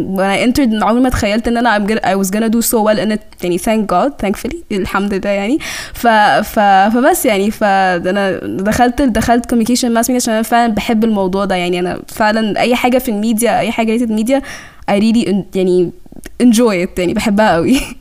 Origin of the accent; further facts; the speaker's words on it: Cairo, Cairo Governorate, Egypt; accent: Egyptian; also born or lived in Sudan; انا يعني من السودان آه وجيت هنا مصر